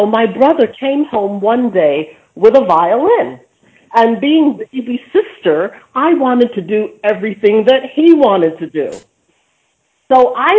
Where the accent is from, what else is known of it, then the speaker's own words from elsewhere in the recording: New York City, New York, United States; I grew up right here in Brooklyn, New York.